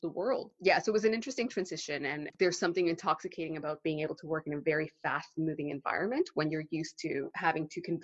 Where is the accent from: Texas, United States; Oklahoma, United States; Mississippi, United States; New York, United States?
Texas, United States; also born or lived in Mexico / Canada; now in London, United Kingdom; I am Mexican-Canadian. I grew up in Texas